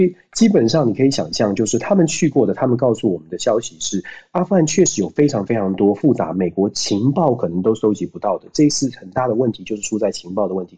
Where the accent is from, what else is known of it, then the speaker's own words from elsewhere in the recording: Taiwan; 我不会讲台语哦